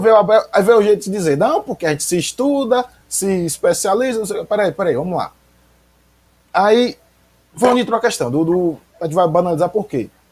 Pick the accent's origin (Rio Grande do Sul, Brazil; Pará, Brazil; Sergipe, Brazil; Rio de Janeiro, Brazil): Sergipe, Brazil; Aracaju; moved away as an adult; now in Nossa Senhora do Socorro, Brazil; Eu cresci lá, cresci no Augusto Franco